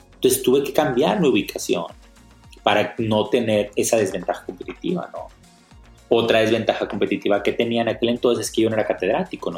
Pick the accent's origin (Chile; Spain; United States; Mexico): Mexico; Monterrey, Nuevo León; soy originario de Monterrey